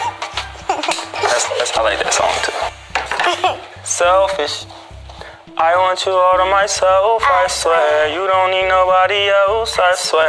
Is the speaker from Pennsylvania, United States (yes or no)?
yes; Philadelphia, Pennsylvania, United States; I'm from Philly